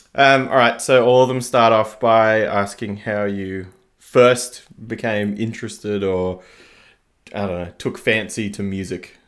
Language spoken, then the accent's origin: English; Canberra, Australian Capital Territory, Australia; moved away; I'm from Canberra